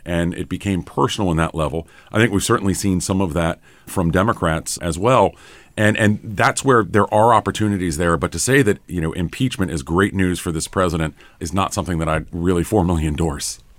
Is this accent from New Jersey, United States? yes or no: no; North Carolina, United States; I'm from North Carolina